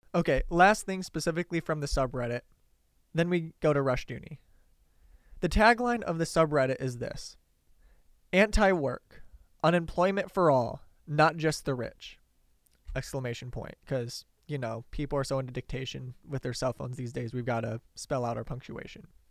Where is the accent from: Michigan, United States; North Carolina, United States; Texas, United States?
Michigan, United States; Detroit; I grew up around Detroit